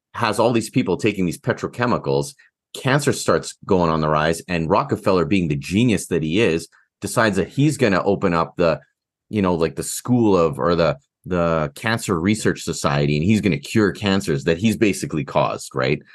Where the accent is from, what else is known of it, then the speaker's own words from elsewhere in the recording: Canada; I'm so Canadian